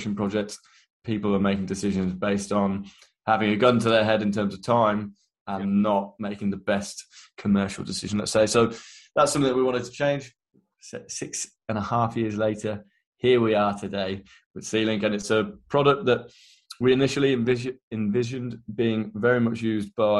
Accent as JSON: {"language": "English", "region": "Midlands", "country": "United Kingdom", "also_born_or_lived": "London", "moved": "as an adult", "said": "I am from the Midlands, and I was a quantity surveyor."}